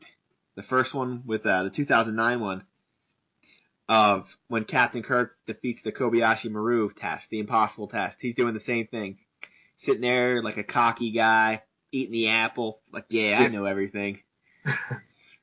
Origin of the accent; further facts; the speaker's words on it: New Jersey, United States; I'm from New Jersey